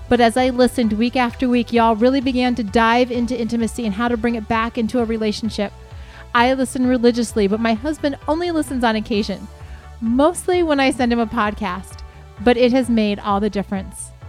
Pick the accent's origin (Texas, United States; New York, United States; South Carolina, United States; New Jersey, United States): Texas, United States; yes, I am from Texas